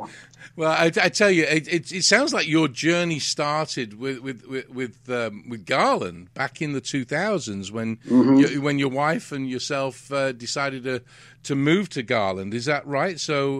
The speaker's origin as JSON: {"language": "English", "region": "England", "country": "United Kingdom", "moved": "as an adult", "lives_now": "United States", "said": "I'm an immigrant. I mean, I'm from England, and I'm here, and my kids were born over here."}